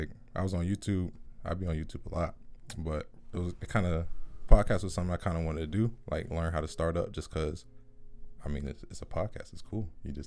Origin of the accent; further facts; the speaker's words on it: Georgia, United States; born there; also born or lived in Henry County; Okay, so I was born in Clayton County